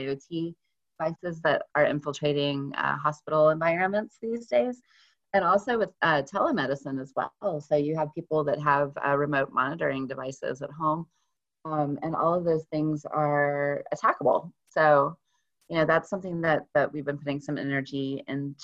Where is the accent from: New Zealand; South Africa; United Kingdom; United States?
United States; Texas; now in Western Massachusetts, United States; I'm originally from Texas, and I really, really miss Mexican food because I live in Western Massachusetts now